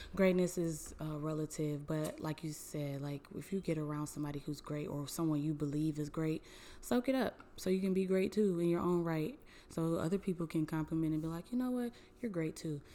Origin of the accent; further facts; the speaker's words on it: Cleveland, Ohio, United States; I am from Cleveland